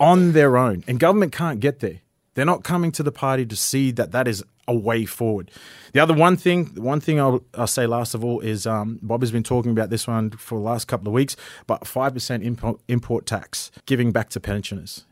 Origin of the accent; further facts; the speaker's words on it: Ravenswood, Queensland, Australia; also born or lived in Atherton / Cairns; I was born in Atherton, grew up in Ravenswood, came to Cairns for Saint Augustines